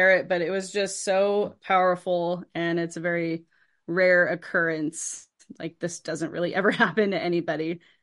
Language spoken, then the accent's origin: English; San Francisco Bay Area, California, United States; I was born and raised in the San Francisco Bay Area